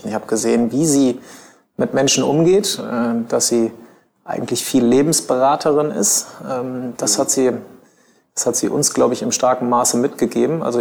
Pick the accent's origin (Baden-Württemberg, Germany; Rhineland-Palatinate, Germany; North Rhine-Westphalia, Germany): North Rhine-Westphalia, Germany; Bielefeld; habe die Schullaufbahn äh, damals in, in Bielefeld, ich komme aus Bielefeld gebürtig, genau, habe äh, 2002 mein Abitur gemacht